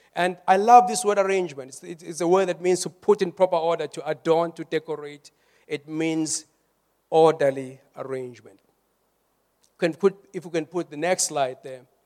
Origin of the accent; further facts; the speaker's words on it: South Africa; we are more South African